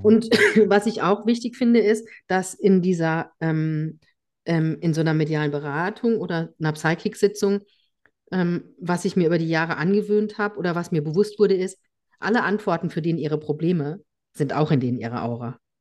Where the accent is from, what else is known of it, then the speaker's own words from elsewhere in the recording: Germany; hier bei uns in Deutschland